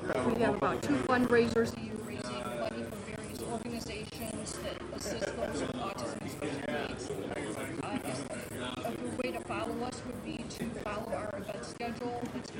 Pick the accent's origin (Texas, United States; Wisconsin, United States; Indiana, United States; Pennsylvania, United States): Indiana, United States; Hammond; I am from Hammond, Indiana.